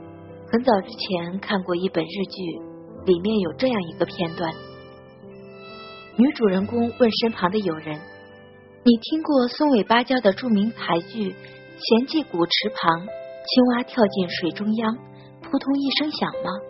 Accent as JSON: {"language": "Chinese", "region": "Henan", "country": "China", "tie": "born or raised there", "moved": "as an adult", "lives_now": "Zhejiang, China", "said": "我老家是在河南。我现在呢是在浙江这边上班，"}